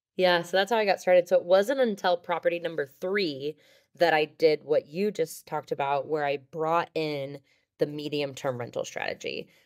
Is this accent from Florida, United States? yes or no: no; Overland Park, Kansas, United States; moved away; also born or lived in Denver; I grew up in Overland Park, Kansas